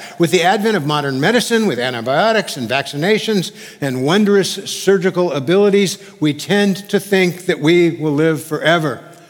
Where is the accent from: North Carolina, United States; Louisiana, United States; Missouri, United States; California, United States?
California, United States; Because being a Californian, I'd never really seen many graves. In California, we hide our graveyards.